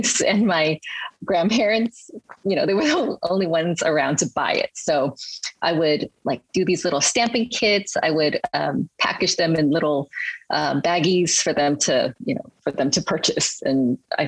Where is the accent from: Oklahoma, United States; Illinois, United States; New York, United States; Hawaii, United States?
Hawaii, United States; also born or lived in Hong Kong / Berkeley, California; I really actually grew up in Hawaii